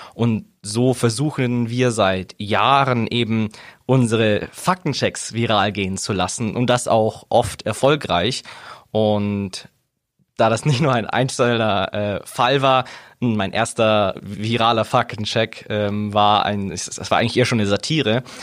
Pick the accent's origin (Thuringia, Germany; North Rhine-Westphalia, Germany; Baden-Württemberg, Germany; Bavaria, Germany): Bavaria, Germany; Augsburg; ich bin gebürtiger Augsburger. Ich komme von hier, bin hier aufgewachsen, bin hier zur Schule gegangen